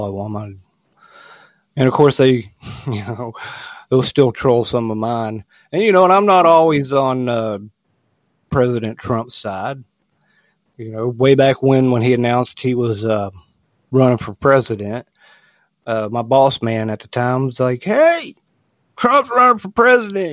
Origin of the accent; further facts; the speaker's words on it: West Virginia, United States; moved away; I had experience with the Democratic Party in my hometown back in West Virginia